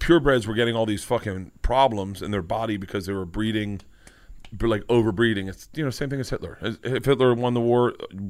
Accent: Southern United States, United States; I heard white people say it growing up in the South. I mean, all of us that grew up in the South heard it.

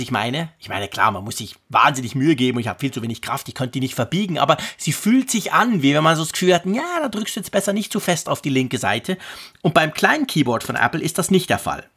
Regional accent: Switzerland; bei uns in der Schweiz

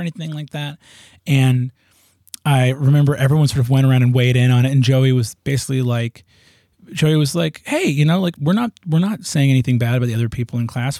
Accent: New York, United States; also born or lived in Hudson Valley, New York; I grew up in New York. Part of the time in the cities, when I was very little, I was in the city

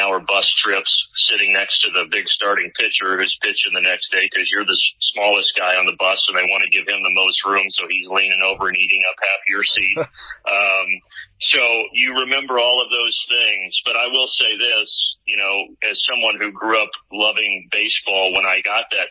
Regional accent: Evansville, Indiana, United States; moved away as an adult; now in Atlanta, United States; my hometown team, the Evansville Aces. So I got to go back home and call games for the college team that I grew up cheering for

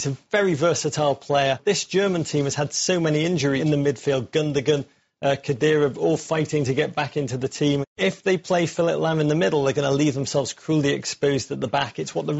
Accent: England, United Kingdom; as an Englishman.

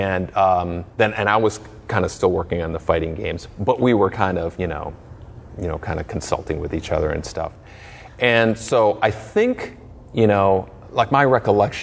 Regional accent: Chicago, Illinois, United States; I was born in Chicago.

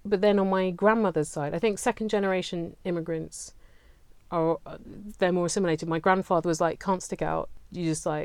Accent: South East England, United Kingdom; I'm from Southeast England

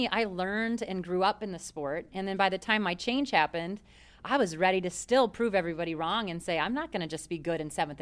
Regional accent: Minnesota, United States; being Minnesotan

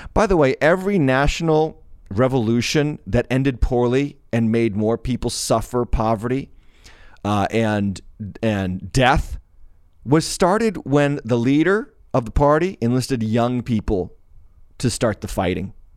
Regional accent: United States; my, my, uh, experience in being an American

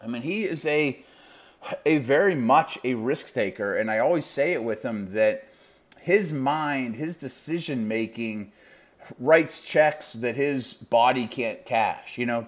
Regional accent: Pittsburgh, Pennsylvania, United States; University of Pittsburgh, which is my hometown

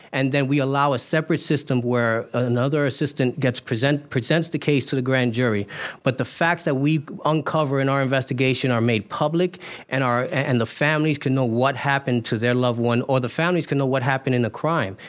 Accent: New York City, New York, United States; also born or lived in Queens Village, Queens; I live in Queens Village with my wife and my children, but I grew up in East New York, Brooklyn

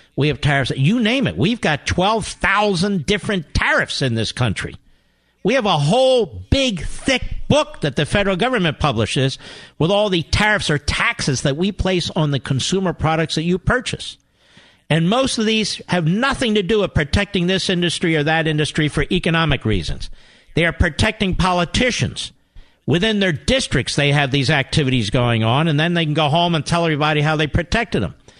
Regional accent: Montgomery County, Pennsylvania, United States; I grew up in Montgomery County.

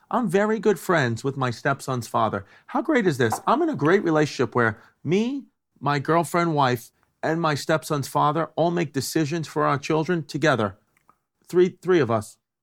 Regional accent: New York, United States; Growing up in New York

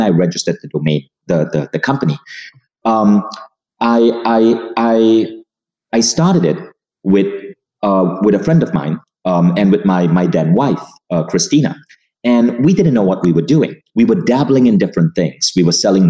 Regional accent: Malaysia; also born or lived in United States; now in Estonia; I had to go back to my home country of Malaysia

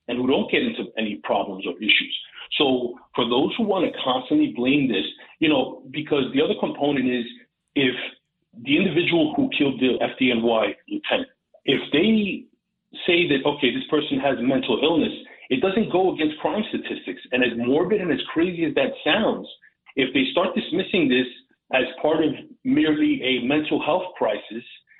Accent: New York City, New York, United States; as a New Yorker, as a native New Yorker

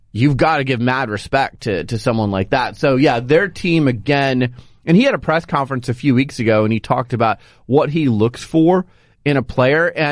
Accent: Arizona, United States; moved away; I grew up in Arizona

